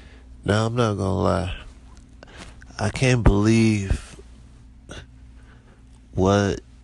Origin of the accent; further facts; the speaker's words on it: Detroit, Michigan, United States; also born or lived in Florida / North Carolina; I'm from Detroit, Michigan.